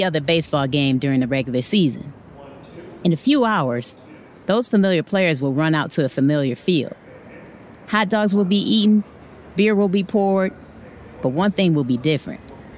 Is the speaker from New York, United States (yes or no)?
no; Detroit, Michigan, United States; moved away; I'm originally from Detroit